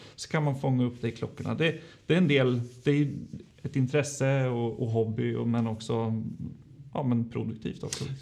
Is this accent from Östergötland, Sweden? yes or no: yes; Linköping, Östergötland, Sweden; jag är född och uppvuxen i Linköping